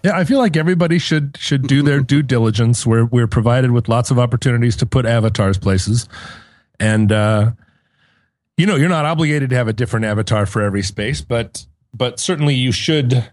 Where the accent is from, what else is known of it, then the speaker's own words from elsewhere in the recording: United States; I'm an American